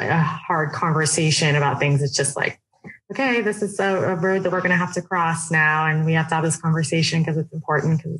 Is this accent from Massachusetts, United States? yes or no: no; Oregon, United States; I grew up in Oregon, which is predominantly white